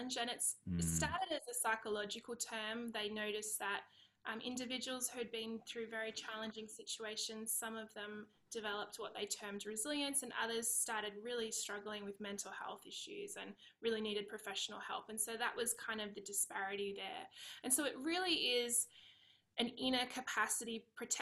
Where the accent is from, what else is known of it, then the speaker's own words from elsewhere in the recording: Australia; accent: Aussie; moved away as an adult; now in California, United States; I'm Australian. I live in California. Now, we've been here for about 3 years